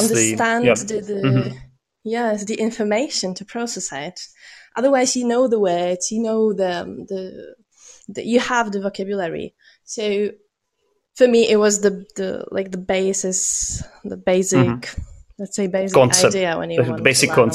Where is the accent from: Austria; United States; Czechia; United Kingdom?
Czechia; first language Czech; English is a second language; my mother tongue